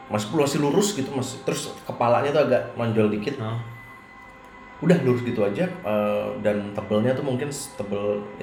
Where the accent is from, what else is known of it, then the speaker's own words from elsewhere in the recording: West Java, Indonesia; karena gua orang Sunda ya jadi kan semua manggilnya kalau yang lebih tua tuh AA ya